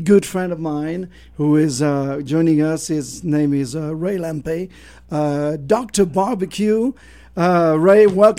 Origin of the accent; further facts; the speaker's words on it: France; moved away; I'm from France